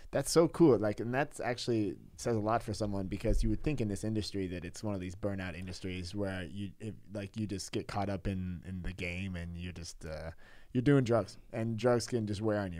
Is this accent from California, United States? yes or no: yes; California, United States; moved away as an adult; now in Pasewalk, Germany; I'm in California, I'm from California